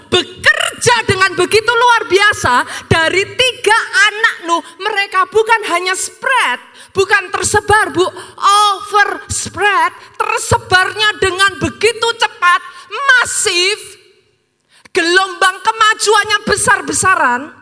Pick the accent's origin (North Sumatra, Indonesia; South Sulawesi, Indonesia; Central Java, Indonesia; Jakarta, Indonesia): Central Java, Indonesia; Surakarta; Something kita orang Solo nggak akan pernah lupa, Bu.